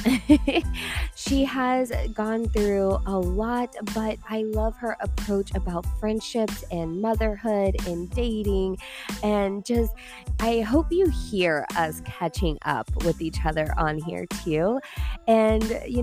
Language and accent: English; Tulsa, Oklahoma, United States; moved away as an adult; also born or lived in Kansas; now in Dallas, United States; we're from Tulsa, Oklahoma